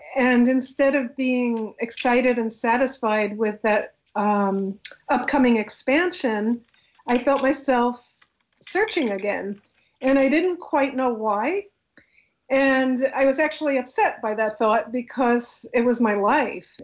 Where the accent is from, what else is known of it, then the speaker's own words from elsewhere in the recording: New York City, New York, United States; I was brought up in a very ordinary secular Jewish home in Queens, New York